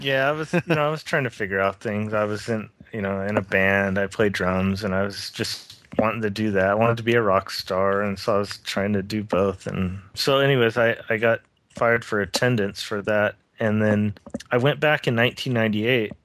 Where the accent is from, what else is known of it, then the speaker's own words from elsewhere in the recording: Lakewood, California, United States; growing up in Southern California, um, in Lakewood, California, is where I grew up